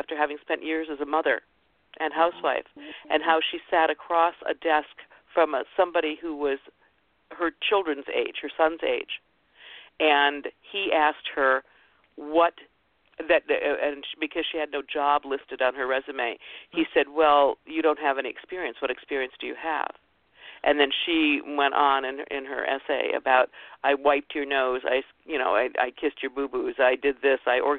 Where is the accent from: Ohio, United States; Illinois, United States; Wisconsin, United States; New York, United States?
Ohio, United States; before the show about I grew up in Ohio, and she was an Ohio woman.